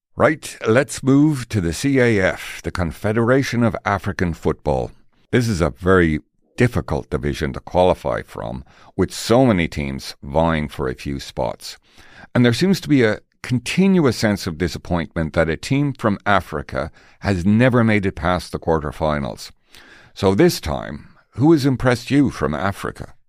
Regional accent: Tipperary, Munster, Ireland; now in Canada; I'm from Tipperary, and look at us, sitting in Canada

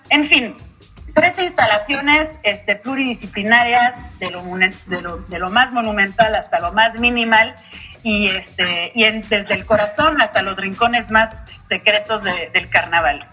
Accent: Mexico; nos ha permitido crecer con todo y el carnaval como individuos, como profesionales, como mexicanos

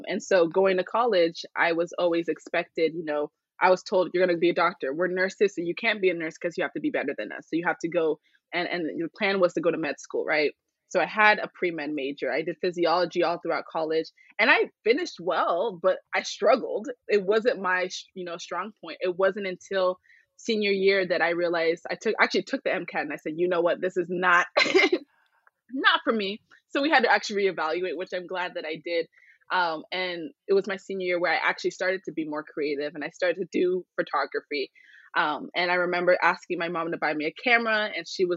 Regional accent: Phoenix, Arizona, United States; I was born here in Phoenix, Arizona

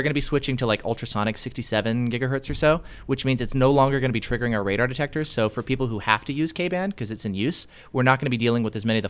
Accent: Seattle, Washington, United States

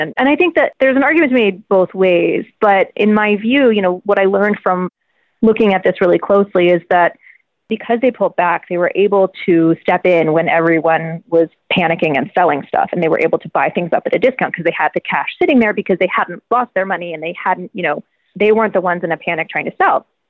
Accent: Virginia, United States; I'm from Virginia

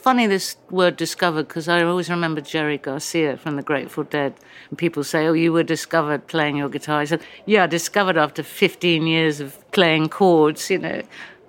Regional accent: England, United Kingdom; accent: American; I arrived at the school being awfully British, and you know … were everything. And by the time I left, I had an American accent. I hated England. You know, so I came back grumpily

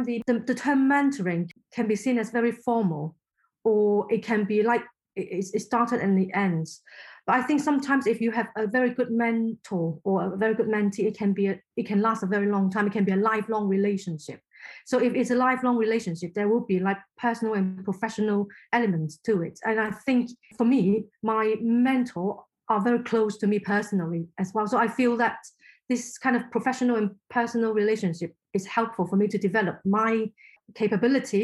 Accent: Hong Kong; first language Cantonese; English is a second language; moved away; I'm from Hong Kong originally, so Chinese is my first language

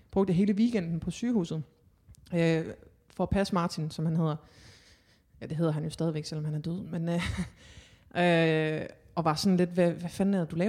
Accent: Hanstholm, North Denmark Region, Denmark; Jo, men sådan kort, kort fortalt, så er jeg opvokset i Hanstholm, en øh, lille flække i Nordjylland, i Thy.

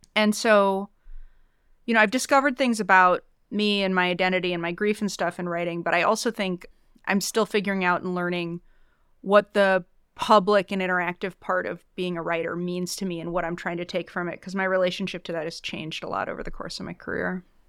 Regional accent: suburbs of Chicago, Illinois, United States; I'm also from the Midwest. I grew up in the suburbs of Chicago

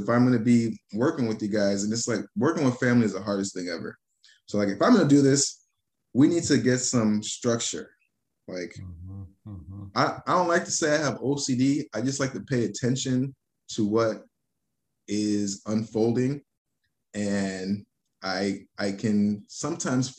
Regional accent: Miami, Florida, United States; moved away as an adult; also born or lived in Los Angeles / Arizona; Now I'm back to Miami

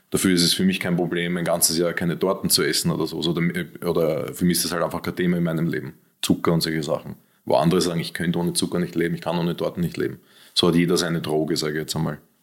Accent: Austria; ich bin Österreicher

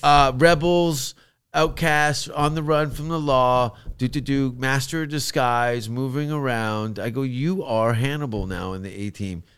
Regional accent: Canada; accent: Canadian; moved away as an adult; also born or lived in London, United Kingdom; now in Los Angeles, United States; my Canadian accent

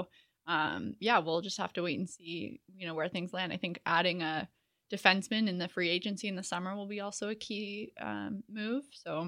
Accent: Canada; I mean, I can't talk accents. I'm Canadian.

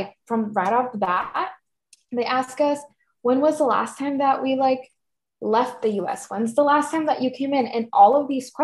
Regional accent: Tucson, Arizona, United States; also born or lived in Cananea, Sonora, Mexico; I was raised in Tucson, but legally on paper, that's not where I'm from

